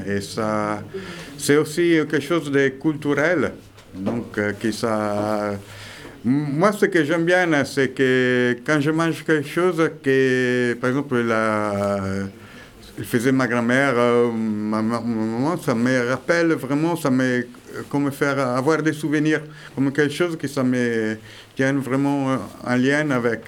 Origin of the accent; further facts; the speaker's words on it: Italy; French is a second language; now in Veix, France; je suis italien